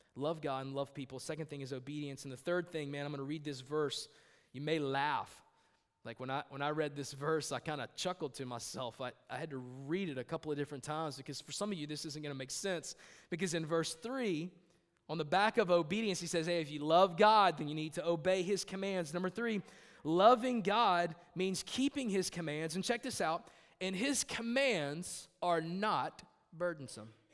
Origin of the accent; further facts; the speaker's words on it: United States; I am an American, not an Americant